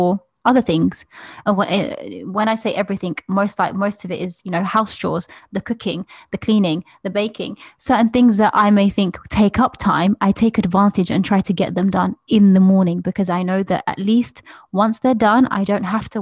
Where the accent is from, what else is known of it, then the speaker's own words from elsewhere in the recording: Algeria; moved away; I remember growing up in Algeria